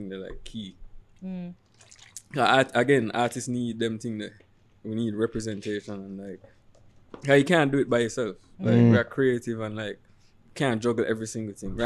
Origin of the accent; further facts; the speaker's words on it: Jamaica; we come from Jamaica